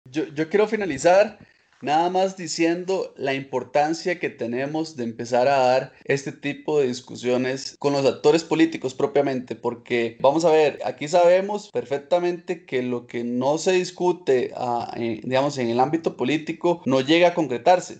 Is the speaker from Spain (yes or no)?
no; Costa Rica